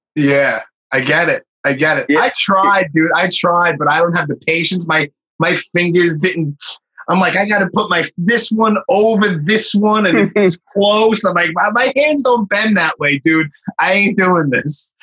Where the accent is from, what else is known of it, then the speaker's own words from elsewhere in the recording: New York, United States; also born or lived in Miami; born and raised in Brooklyn